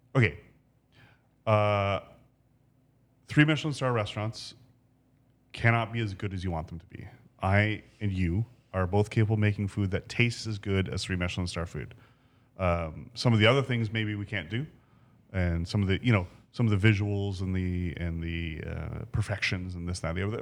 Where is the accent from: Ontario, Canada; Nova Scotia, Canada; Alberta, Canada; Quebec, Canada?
Ontario, Canada; Ancaster; I grew up in Ancaster.